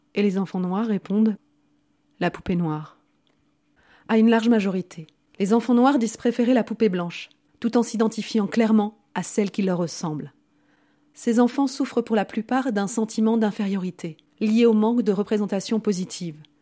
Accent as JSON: {"language": "French", "town": "Vaulx-en-Velin", "region": "Auvergne-Rhône-Alpes", "country": "France", "tie": "born or raised there", "said": "j'ai grandi à Vaux-en-Velin"}